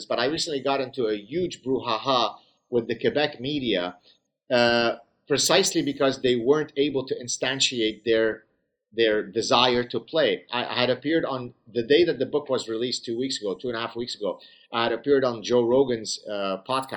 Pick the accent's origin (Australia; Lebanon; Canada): Lebanon; I grew up in the Lebanese Civil War